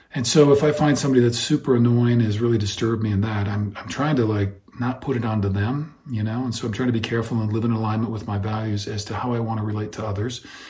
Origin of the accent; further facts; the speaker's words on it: Iowa, United States; I grew up in Iowa